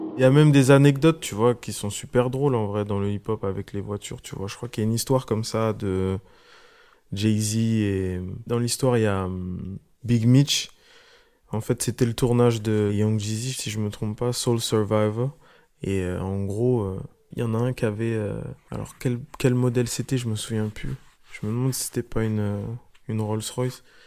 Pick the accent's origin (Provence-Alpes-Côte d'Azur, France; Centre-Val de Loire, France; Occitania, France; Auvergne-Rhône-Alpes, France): Centre-Val de Loire, France; Orléans; je viens de Orléans